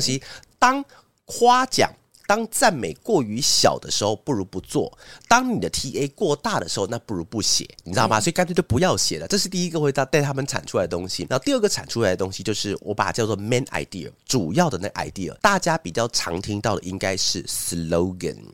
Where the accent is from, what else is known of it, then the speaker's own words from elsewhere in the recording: Taiwan; moved away; also born or lived in Taipei; 我在， 我在新竹主动地方成长